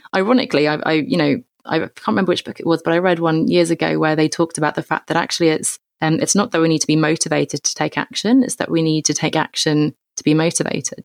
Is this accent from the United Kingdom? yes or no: yes; England, United Kingdom; I grew up in England, as you can tell